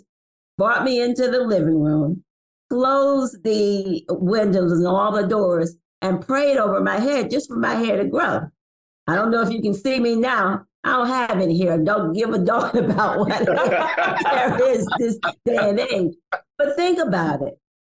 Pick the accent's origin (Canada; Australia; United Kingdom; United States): United States; Jacksonville, Florida; moved away; also born or lived in Baltimore; I'm a product from Jacksonville, Florida